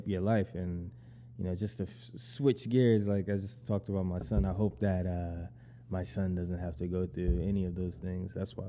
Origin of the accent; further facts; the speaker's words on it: Syracuse, New York, United States; also born or lived in Brooklyn, New York; now in Jersey City, United States; I'm originally from Syracuse, New York. Mm-hmm. Born and raised there, but now I live around here, New Jersey.